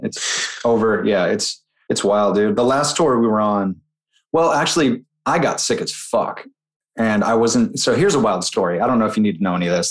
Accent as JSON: {"language": "English", "region": "Utah", "country": "United States", "tie": "born or raised there", "moved": "yes", "said": "growing up in Utah"}